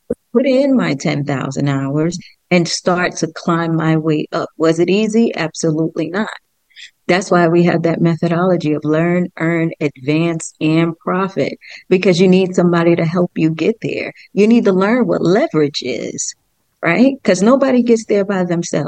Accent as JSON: {"language": "English", "town": "New York City", "region": "New York", "country": "United States", "tie": "born or raised there", "said": "I was raised in the Bronx"}